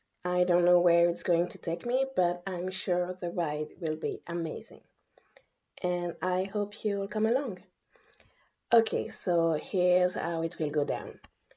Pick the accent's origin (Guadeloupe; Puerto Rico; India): Guadeloupe; moved away as an adult; also born or lived in Paris, France; now in France; I was born and raised in Guadeloupe, a French island in the Eastern Caribbean. I moved to Paris in my early 20s to go to college. I got my master's degree in history there. And right now, I'm in my 30s and I'm still living in France.